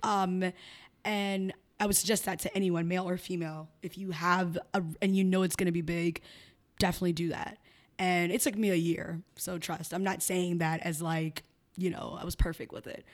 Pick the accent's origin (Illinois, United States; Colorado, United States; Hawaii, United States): Illinois, United States; Chicago; moved away as an adult; also born or lived in Miami; now in Philadelphia, United States; I'm from Chicago. I was born and raised in Chicago